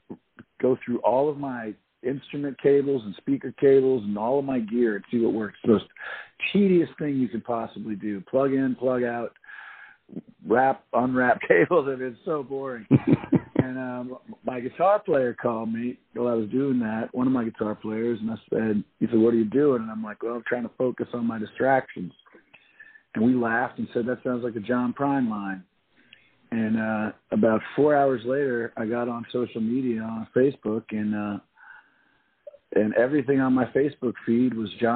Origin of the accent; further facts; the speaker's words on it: New Orleans, Louisiana, United States; I'm from New Orleans. I grew up here